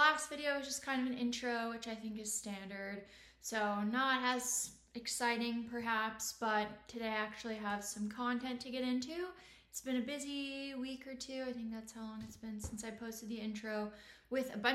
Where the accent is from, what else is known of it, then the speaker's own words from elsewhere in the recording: Indiana, United States; now in Austin, United States; I'm originally from Indiana in the Midwest